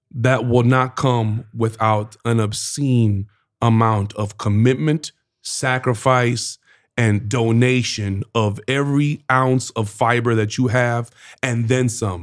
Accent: Georgia, United States; I'm from George

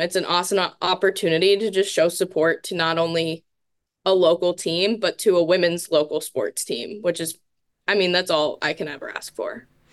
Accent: Tampa, Florida, United States; moved away as an adult; now in Madison, United States; Where I'm from in Florida, I'm from, like, the Tampa Bay area

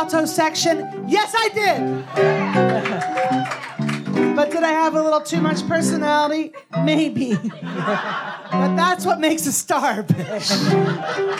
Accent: Manhattan, Kansas, United States; Manhattan, my hometown

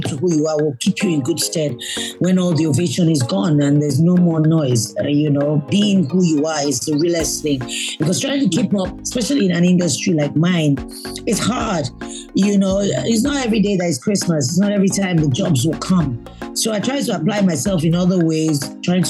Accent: Lagos, Nigeria; I was born in Lagos State, mm-hmm. So I'm a Lagosian, Surulere. I remember our first home was in Surulere

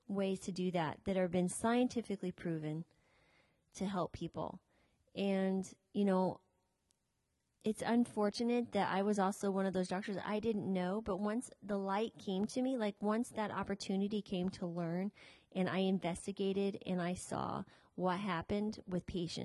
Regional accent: United States; we are American citizens

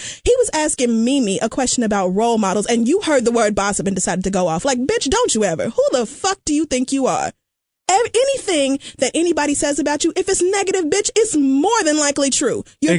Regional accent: Oklahoma, United States; I'm from Oklahoma, bitch. Kids go outside and shoot at cans for fun.

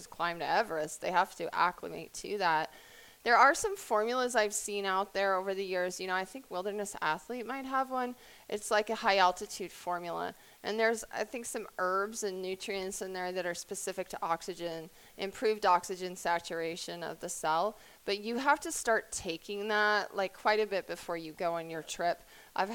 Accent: Colorado, United States; I was born in Colorado

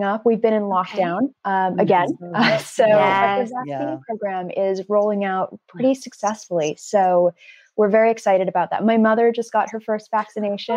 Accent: Los Angeles, California, United States; accent: flat; moved away as an adult; now in United Kingdom; I was born and raised in Los Angeles, so I'm quite a flat accent

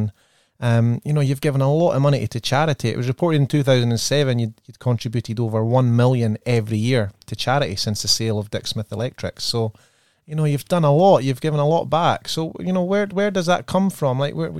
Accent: Scotland, United Kingdom; accent: Scottish; now in Australia; my Scottish accent

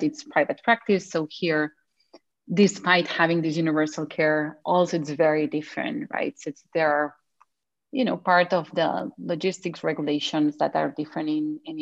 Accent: Spain; moved away as an adult; also born or lived in United Kingdom; now in Canada; I am from Spain

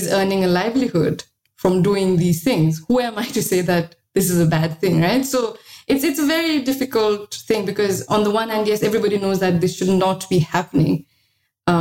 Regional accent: Sikkim, India; moved away; also born or lived in Delhi; I'm from Sikkim.

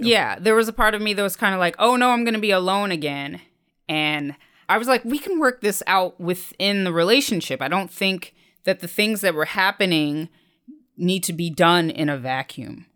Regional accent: Dayton, Ohio, United States; now in New York, United States; stationed in the Air Force Base near my hometown in Dayton, Ohio

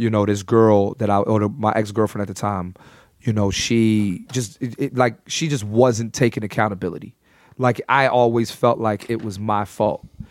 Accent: Philadelphia, Pennsylvania, United States; also born or lived in New York; I'm born and raised in Philly

